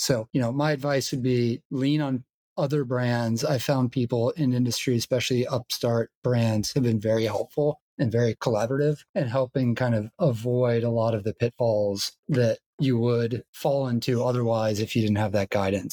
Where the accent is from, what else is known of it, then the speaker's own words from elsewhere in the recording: Georgia, United States; I'm from Georgia